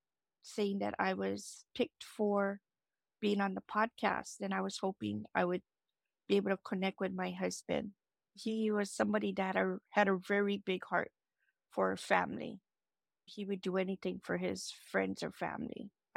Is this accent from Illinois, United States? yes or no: no; Maui, Hawaii, United States; I'm from Maui, Hawaii.